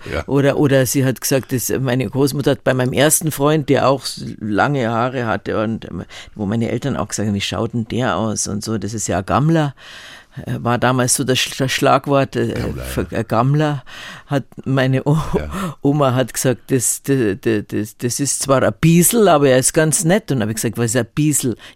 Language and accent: German; Munich, Bavaria, Germany; weil München war immer so mein, mein Nest. Ich bin, trotzdem ich viel rumgekommen bin, hatte ich immer das Gefühl, das ist, ist mein Zuhause.